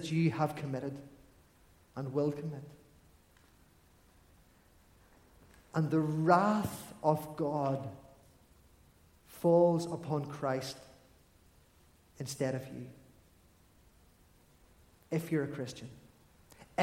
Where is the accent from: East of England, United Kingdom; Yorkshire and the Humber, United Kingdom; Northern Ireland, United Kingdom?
Northern Ireland, United Kingdom; Armagh; I grew up in Armagh